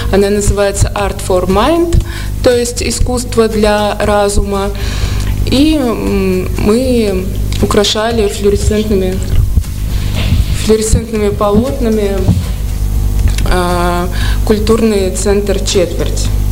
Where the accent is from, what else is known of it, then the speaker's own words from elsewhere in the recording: Saratov, Saratov Oblast, Russia; also born or lived in Saint Petersburg, Russia; now in Moscow, Russia; Я родилась в Саратове